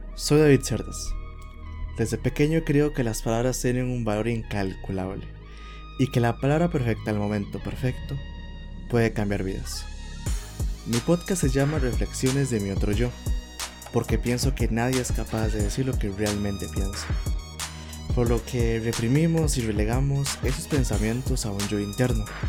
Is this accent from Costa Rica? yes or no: yes; Costa Rica; aquí en mi país, que es Costa Rica